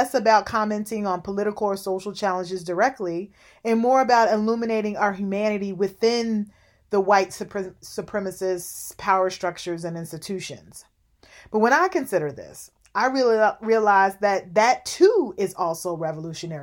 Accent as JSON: {"language": "English", "town": "Louisville", "region": "Kentucky", "country": "United States", "tie": "born or raised there", "said": "I grew up in Louisville, Kentucky"}